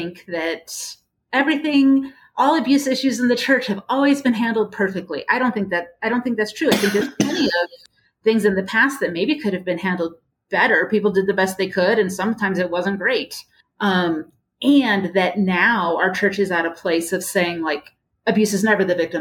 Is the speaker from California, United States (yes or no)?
yes; California, United States; I grew up in California, this big Baptist church